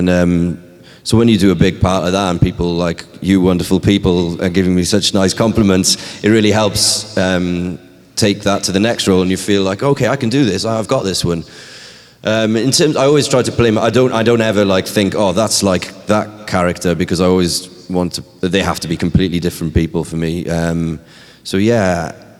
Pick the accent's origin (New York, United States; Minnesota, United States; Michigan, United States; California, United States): New York, United States; from New York.